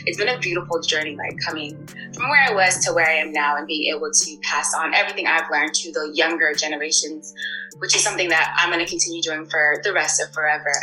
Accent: United States; also born or lived in Thailand; I'm a first generation American, so my parents were born and raised in West Africa, Cameroon specifically.

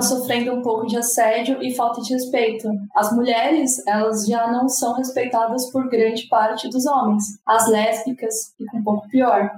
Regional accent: São Paulo, Brazil; eu sou nascida e criada na capital de São Paulo

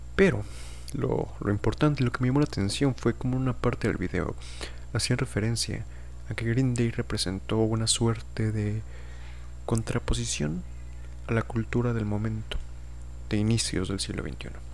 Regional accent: Mexico; yo diría que soy mexicano, por supuesto. Tanto en mis documentos oficiales por haber nacido en un estado

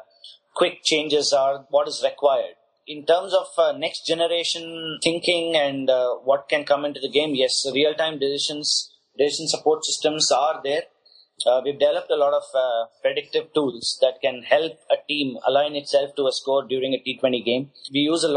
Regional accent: Chennai, Tamil Nadu, India; I hail from Chennai and a place called Besanagar

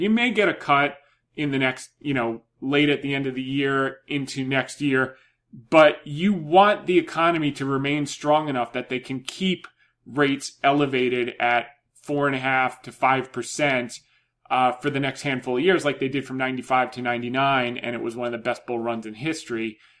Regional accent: New Jersey, United States; moved away; I grew up in Jersey

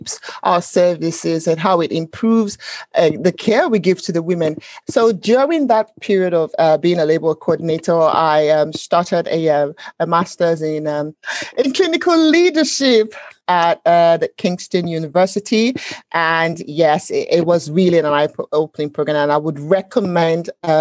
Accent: Nigeria; moved away as an adult; now in United Kingdom; growing up in Nigeria

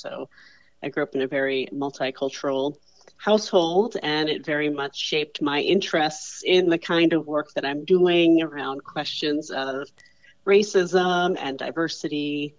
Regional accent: New York City, New York, United States; also born or lived in Michigan; now in Los Angeles, United States; So I was born and raised in New York City in the 1970s and 80s is when I was there growing up as a child. And I was born into a multicultural family. My father was an Iraqi Muslim immigrant.

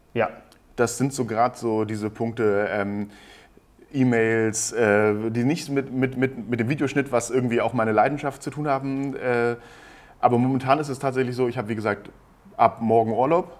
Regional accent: Hamburg, Germany; moved away as an adult; ich komme eigentlich aus Norddeutschland, aus dem Raum Hamburg

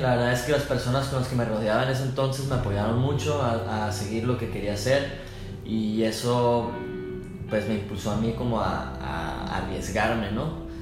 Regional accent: northern Mexico, Mexico; somos bien norteños, no fronteriza, pero del norte. Los norteños somos como más así broncos

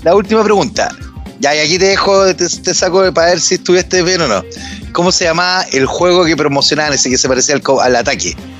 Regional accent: Santiago, Santiago Metropolitan Region, Chile; soy de Franklin Alto

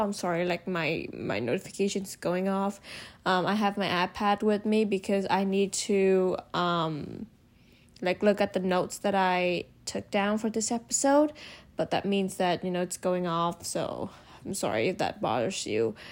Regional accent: Hanoi, Vietnam; moved away as an adult; now in United States; I was born and raised in Vietnam.

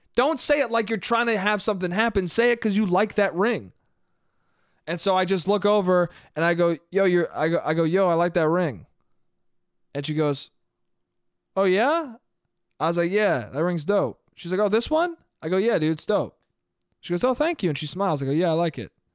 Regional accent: Westchester, New York, United States; moved away; family restaurant in my hometown

